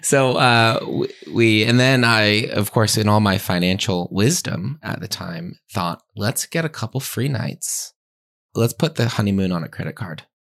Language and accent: English; Pennsylvania, United States; I grew up in Pennsylvania, church going, family going to Mass